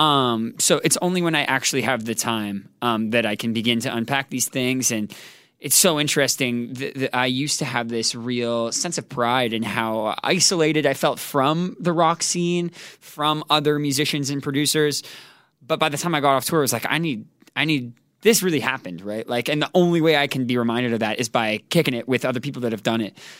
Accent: Toronto, Ontario, Canada; moved away; also born or lived in New Jersey; Born in New Jersey, raised in Toronto, Canada

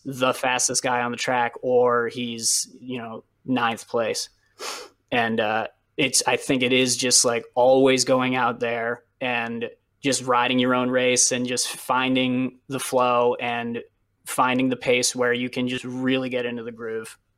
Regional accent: New England, United States; I grew up racing in New England

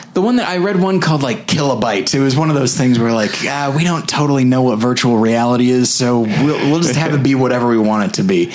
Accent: California, United States; moved away; also born or lived in Colorado / Missouri; I'm from California. Then I lived in Colorado, and then three years in Missouri

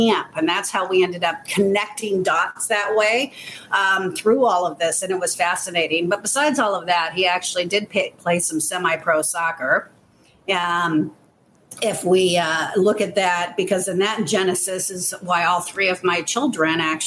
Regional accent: Sacramento, California, United States; moved away as an adult; now in Chicago, United States; I grew up in Sacramento, California, so I'm born and raised as a Californian

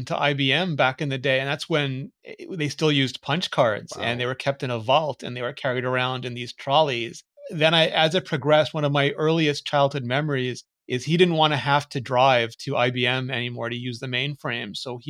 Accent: Gauteng, South Africa; born there; I was born just outside Johannesburg in South Africa.

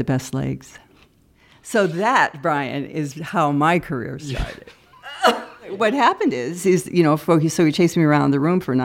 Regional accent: Cedar Rapids, Iowa, United States; moved away as an adult; now in Chicago, United States; growing up in Cedar Rapids, Iowa

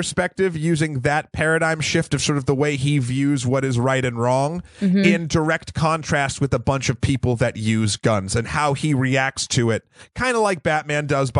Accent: New Hampshire, United States; So I grew up in New Hampshire.

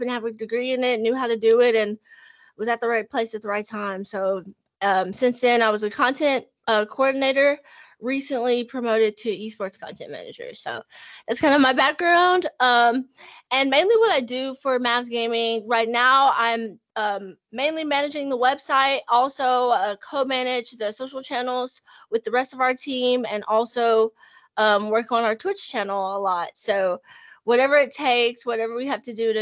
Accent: Dallas, Texas, United States; I'm born and raised in Dallas, Texas

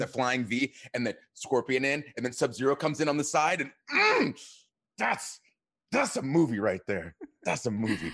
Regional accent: Atlanta, Georgia, United States; I am from Atlanta

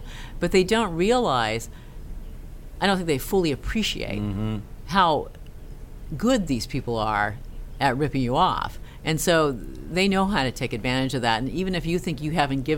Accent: Castro Valley, California, United States; moved away; also born or lived in Norway; I was born in the San Francisco Bay Area in a town called Castro Valley

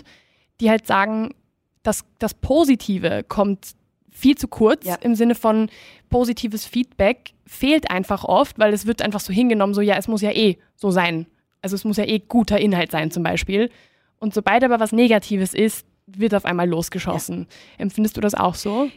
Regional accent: Spain; moved away; ich bin ursprünglich aus Spanien

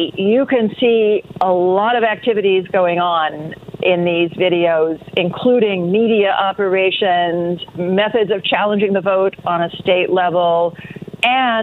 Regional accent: Oklahoma, United States; my home state of Oklahoma

